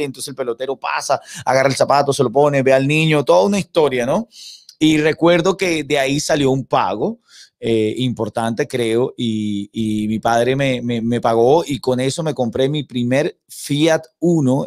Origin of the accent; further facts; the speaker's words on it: San Cristóbal, Táchira, Venezuela; first language Spanish; moved away as an adult; also born or lived in Caracas, Venezuela / Valencia, Venezuela; now in Miami, United States; Crecí en, una, en la provincia venezolana, no soy de la capital, soy de San Cristóbal, de los Andes venezolanos.